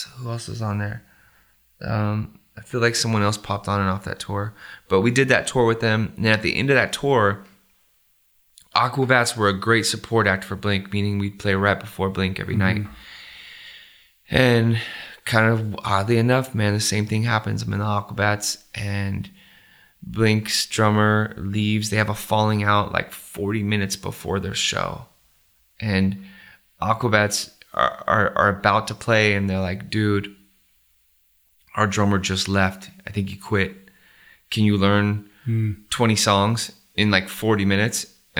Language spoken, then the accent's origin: English; Riverside, California, United States; also born or lived in Fontana; at the time where I grew up in Riverside and Fontana, he had a place called The Barn, which had the best shows ever.